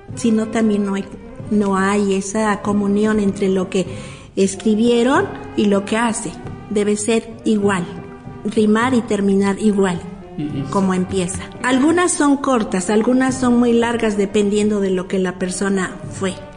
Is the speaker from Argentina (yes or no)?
no; Mexico; en México tenemos como mexicanos una costumbre